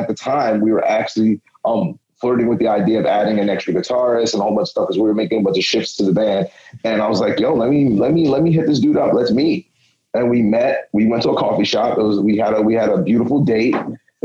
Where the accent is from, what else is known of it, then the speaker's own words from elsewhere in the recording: New York City, New York, United States; also born or lived in Williamsburg, Brooklyn; originally I'm from Ozone Park, Southside, Jamaica